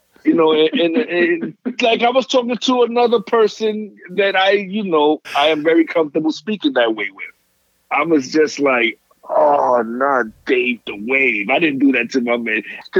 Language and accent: English; New York City, New York, United States; moved away; I'm a kid from New York City